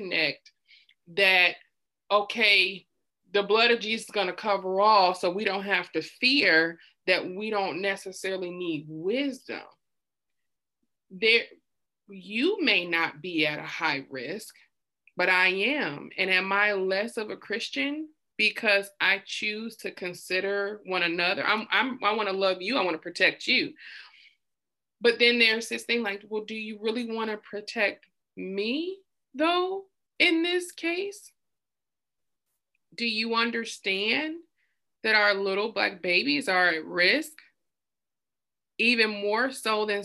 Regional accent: Detroit, Michigan, United States; moved away; I'm from Detroit

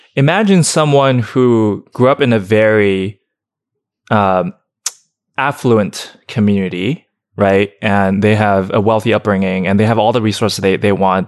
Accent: Shenzhen, Guangdong, China; also born or lived in Alabama; now in Los Angeles, United States; someone who grew up born in China

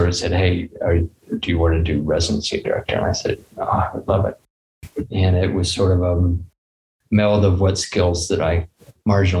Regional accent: Ohio, United States; moved away as an adult; also born or lived in Chapel Hill, North Carolina; now in Utah, United States; I grew up in Ohio in a small town

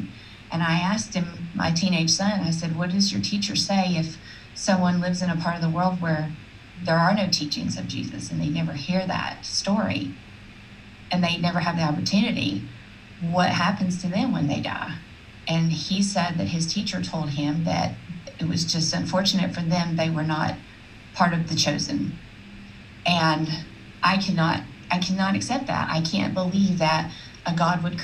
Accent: South Alabama, United States; where I grew up in South Alabama

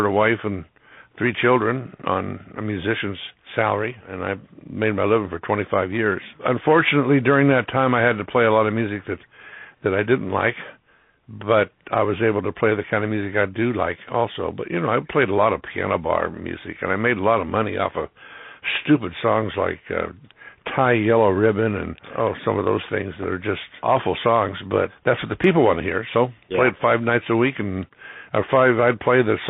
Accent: Citrus Heights, California, United States; also born or lived in Los Angeles, California; I was born in what is now Citrus Heights. It was a part of Sacramento County back then. There was no Citrus Heights, but essentially it's Citrus Heights now, and lived there until 1979

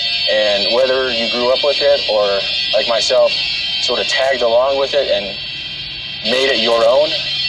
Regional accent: Window Rock, Arizona, United States; We're in Windrock, Arizona, my hometown

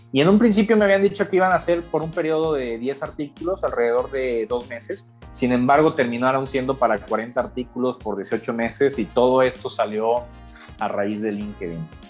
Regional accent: Monterrey, Nuevo León, Mexico; also born or lived in Mexico City; regresar a, a, Monterrey, de donde soy originario

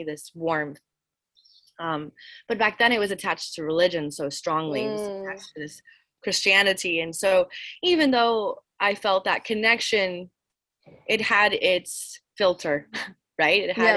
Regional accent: New Orleans, Louisiana, United States; I grew up in Louisiana, New Orleans

